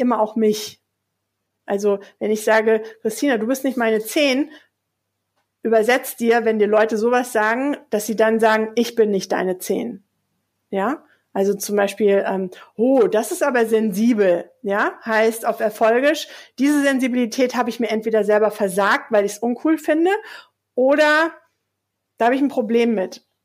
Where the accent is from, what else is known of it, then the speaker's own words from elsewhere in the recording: Hesse, Germany; now in Hamburg, Germany; im Hessischen, wo ich aufgewachsen bin